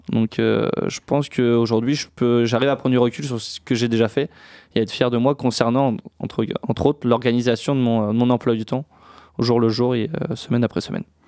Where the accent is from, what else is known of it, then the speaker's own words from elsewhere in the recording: Niort, Nouvelle-Aquitaine, France; je suis originaire de Niort